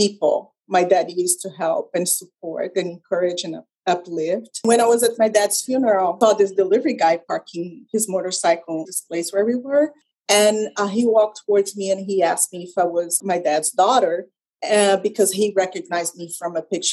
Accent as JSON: {"language": "English", "country": "Brazil", "tie": "born or raised there", "also_born_or_lived": "Canada", "second_language": "English", "moved": "as an adult", "said": "I was born in Brazil and I lived in Brazil until my early 20s"}